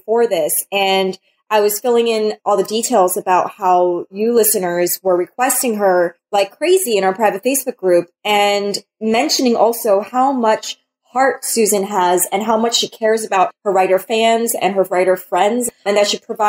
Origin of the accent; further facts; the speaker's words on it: New York, United States; I was born in New York and I still can't acclimate to cold. And I got so spoiled moving out to LA and San Diego now.